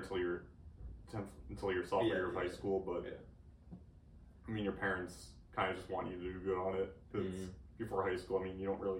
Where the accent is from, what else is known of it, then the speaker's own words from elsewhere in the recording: Marshfield, Massachusetts, United States; moved away as an adult; now in Kentucky, United States; I grew up in Marshfield, Massachusetts. I'm a senior here at Western Kentucky University